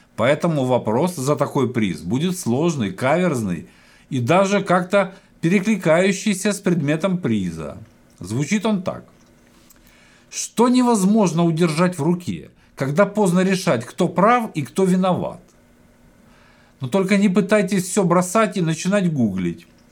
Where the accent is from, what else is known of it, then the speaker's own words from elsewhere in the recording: Ukraine; я родом с Украины